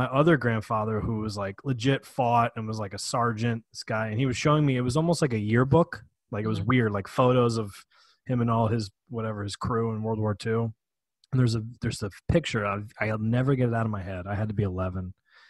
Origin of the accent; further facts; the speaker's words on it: New York, United States; moved away; We're from New York originally.